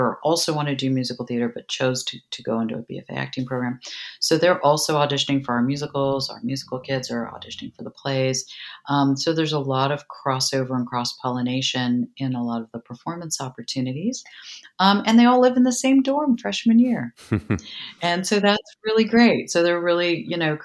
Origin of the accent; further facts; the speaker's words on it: New York City, New York, United States; now in San Marcos, United States; I'm a girl from New York City